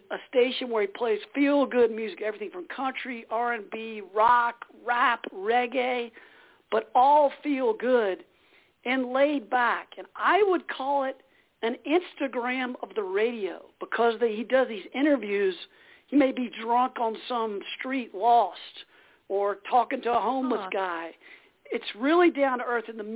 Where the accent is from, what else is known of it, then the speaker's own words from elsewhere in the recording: Greenville, South Carolina, United States; also born or lived in California; now in Massachusetts, United States; I grew up in Greenville, South Carolina